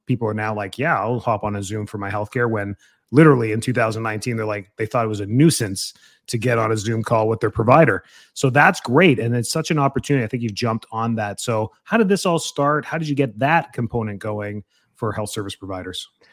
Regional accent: Calgary, Alberta, Canada; my hometown up in Calgary, Canada

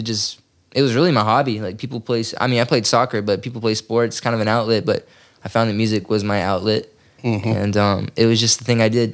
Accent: Bremen, Georgia, United States; I come from Bremen, Georgia

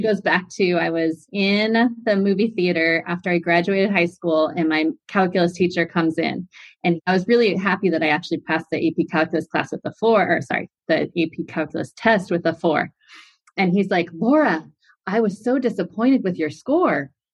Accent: San Clemente, California, United States; from Southern California, a little city called San Clemente, California

